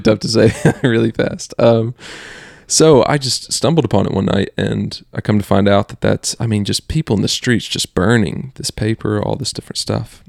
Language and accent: English; the South, United States; growing up in the South for both of us, the Bible Belt is what they call it